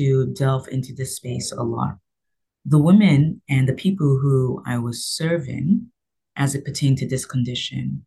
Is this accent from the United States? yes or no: no; London, United Kingdom; also born or lived in Nigeria; now in Canada; I am Nigerian. I was raised in London, England, and then I came here to Canada.